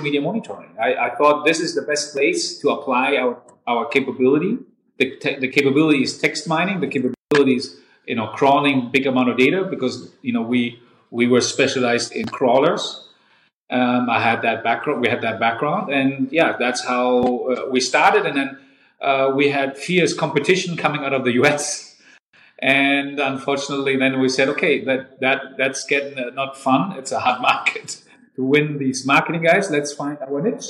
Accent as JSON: {"language": "English", "town": "Darmstadt", "region": "Hesse", "country": "Germany", "tie": "born or raised there", "also_born_or_lived": "Canada / Taiwan / Schwalbach", "lives_now": "Frankfurt, Germany", "said": "I was born and raised in Darmstadt, another city in Hessen, and I'm a real Hessen boy"}